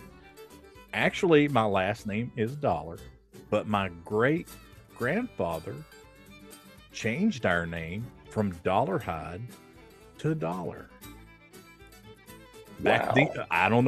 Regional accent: Bristol, Tennessee, United States; moved away; my old hometown of Bristol

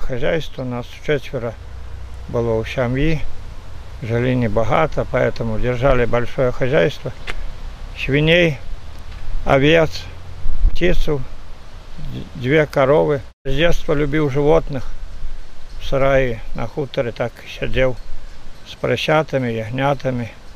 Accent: Belarus; moved away as an adult; also born or lived in Postavy District; now in Novoselki, Belarus; Родился я на Мерсине

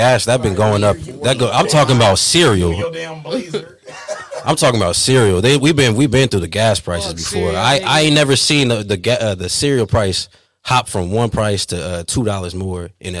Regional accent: Topeka, Kansas, United States; I grew up in Deer Creek and Highland Park apartments. Hey, cool. On Section 8, bro.

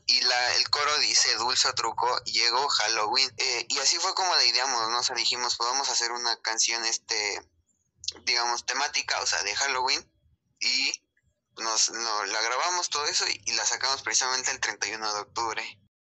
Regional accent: Mexico; somos mexicanos

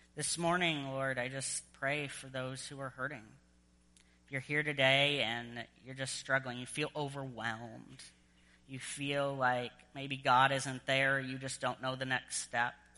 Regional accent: United States; moved away as an adult; also born or lived in Southern Virginia; now in Edmonton, Canada; an American

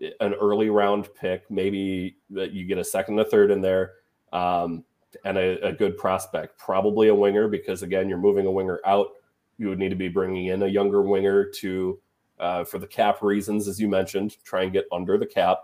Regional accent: Minnesota, United States; now in Cincinnati, United States; I'm originally from Minnesota. I'm living in Cincinnati

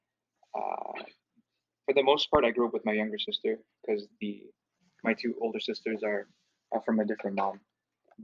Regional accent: Seattle, Washington, United States; also born or lived in Canada; I grew up in Seattle, Washington, pretty much after I was born in Canada

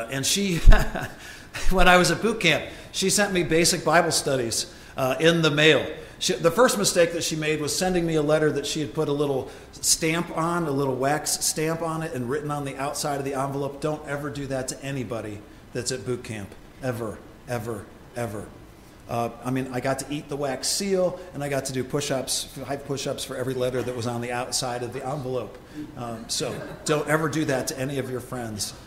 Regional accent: Ohio, United States; moved away as an adult; Deb and I grew up in Ohio

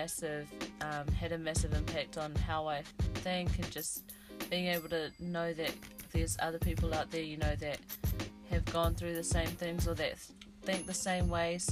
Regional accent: Hamilton, Waikato, New Zealand; also born or lived in Taupo, New Zealand / Wellington, New Zealand; I was born in Taupo and then we moved to Hamilton, pretty much brought up there for a few of my younger years

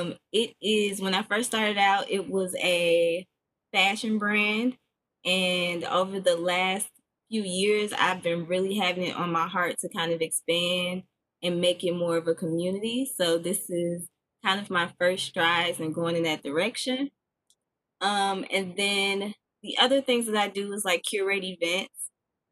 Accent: Chicago, Illinois, United States; also born or lived in Memphis; now in Nashville, United States; I am originally from Chicago by the way of Memphis, and I currently reside in Nashville. And I've been here for, woo-wee, child, like 10 years now.

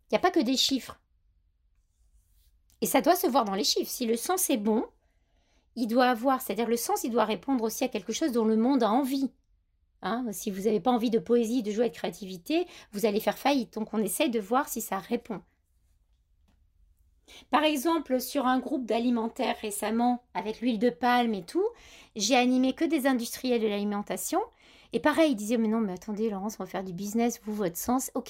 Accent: Grasse, Provence-Alpes-Côte d'Azur, France; Moi, je suis grassoise, donc j'ai l'accent, j'ai un peu perdu.

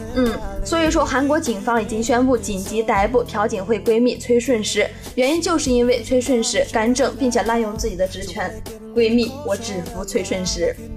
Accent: northern China, China; now in Nanyang, China; 我是北方人

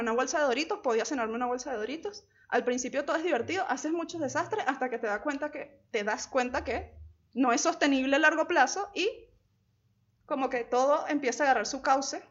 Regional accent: La Guaira, Venezuela; moved away as an adult; also born or lived in Caracas; Yo soy de La Guaira, que está como a dos horas de Caracas

